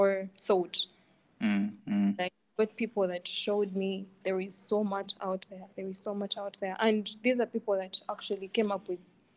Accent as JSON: {"language": "English", "town": "Iganga", "region": "Eastern Region", "country": "Uganda", "tie": "born or raised there", "said": "I come from Iganga"}